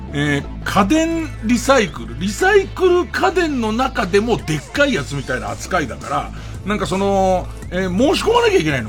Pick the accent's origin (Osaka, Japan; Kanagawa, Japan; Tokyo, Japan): Tokyo, Japan; Edokko; 江戸っ子としては